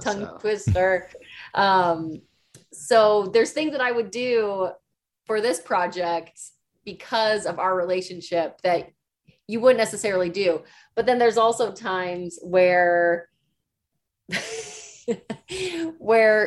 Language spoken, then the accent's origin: English; Chicago, Illinois, United States; now in Los Angeles, United States; I grew up in Chicago